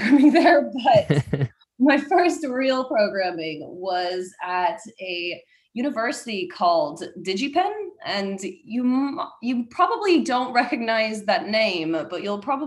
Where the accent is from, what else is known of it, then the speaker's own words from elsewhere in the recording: Seattle, Washington, United States; moved away as an adult; now in London, United Kingdom; my home in Seattle